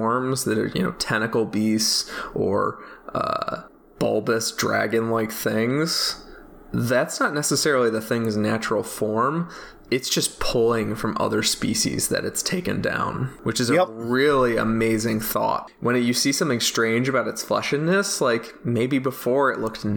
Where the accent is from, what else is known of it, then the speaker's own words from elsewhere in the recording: Midwest, United States; I'm from the Midwest